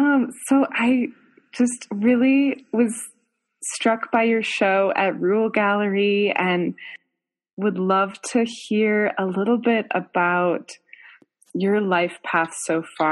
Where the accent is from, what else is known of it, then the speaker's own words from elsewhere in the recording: Fargo, North Dakota, United States; also born or lived in New York; now in Colorado, United States; I was born in Fargo, North Dakota, and then I grew up on a farm in North Dakota for a couple years as a kid.